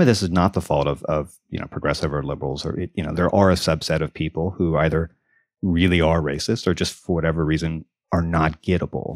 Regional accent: Deep South, United States; moved away; I grew up in the South, in the Deep South, and I just moved back

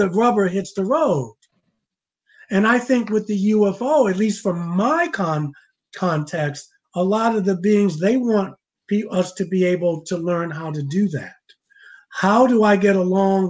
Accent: Baltimore, Maryland, United States; I was growing up in Baltimore

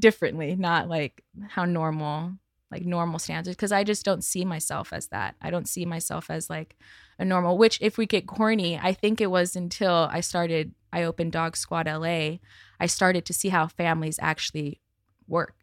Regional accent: Santa Monica, California, United States; I grew up in Santa Monica

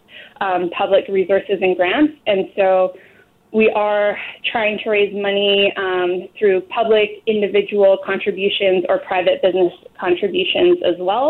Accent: Parksville, British Columbia, Canada; I am from Parksville, a small community on Vancouver Island outside of Nanaimo

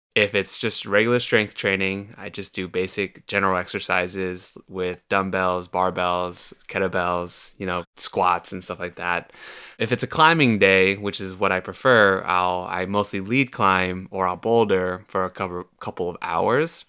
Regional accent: Milpitas, California, United States; moved away as an adult; now in Los Angeles, United States; I've only recently started living in L A, and I grew up in the Bay Area

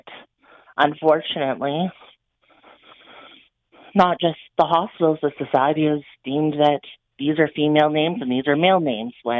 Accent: Sarnia, Ontario, Canada; also born or lived in London, Ontario; I'm from the Sarnia area. I did live in London.

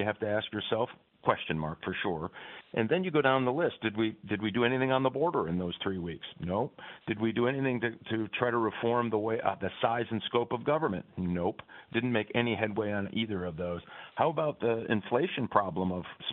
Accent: Michigan, United States; my home state of Michigan

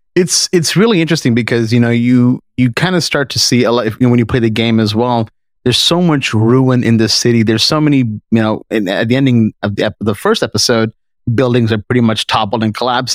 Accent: Canada; we're from Canada

